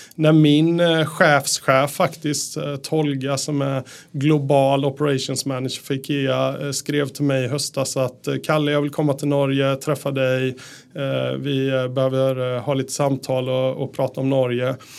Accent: Sweden; moved away as an adult; also born or lived in Japan / Austria / Netherlands; now in Norway; jag är ju svensk

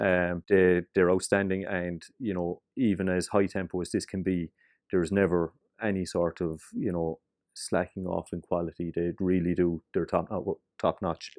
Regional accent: Cork, Munster, Ireland; we are from Cork

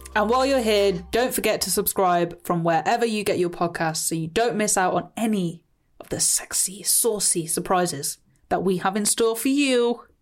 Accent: Coventry, West Midlands, United Kingdom; I'm from Coventry.

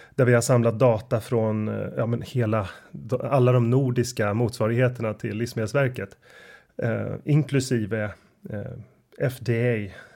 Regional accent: Sweden; som svensk

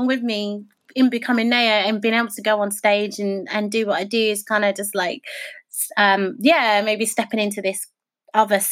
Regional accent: United Kingdom; Being British and being Black

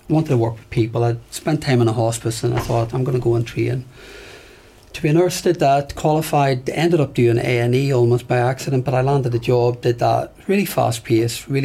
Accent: Belfast, Northern Ireland, United Kingdom; moved away; I grew up in Belfast

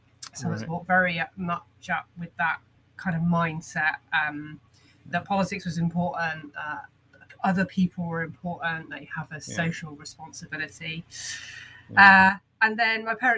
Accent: Royal Leamington Spa, West Midlands, United Kingdom; I was born in Royal Leamington Spa in Warwickshire

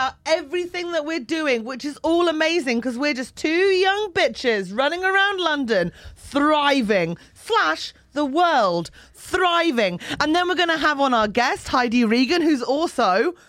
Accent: Newcastle, New South Wales, Australia; Well, Newcastle, Australia.

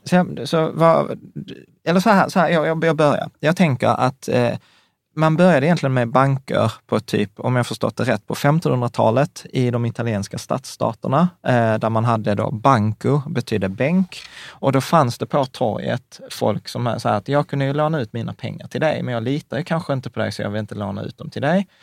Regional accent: Sweden; som svenskar

